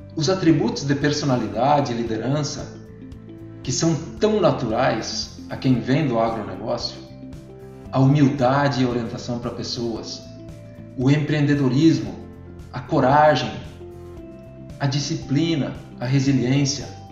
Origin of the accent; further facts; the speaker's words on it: Arroio Trinta, Santa Catarina, Brazil; sou natural de Arroio 30, oeste de Santa Catarina